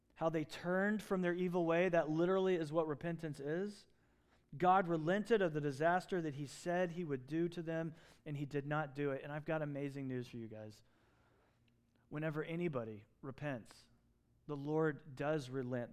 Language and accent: English; Southeast, United States; moved away; where I grew up in the Southeast